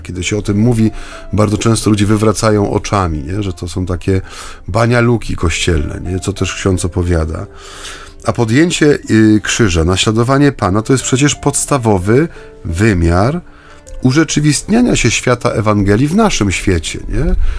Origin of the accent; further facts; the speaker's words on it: Silesian Voivodeship, Poland; ja jestem ze Śląska, więc u nas to było naturalne